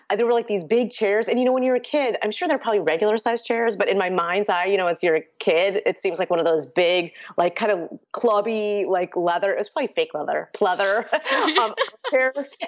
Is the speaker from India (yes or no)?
yes; India; born there; first language Urdu; English is a second language; And so Urdu, which is the the first language I spoke and is the language of my family. I was born in India actually. So Urdu was our first language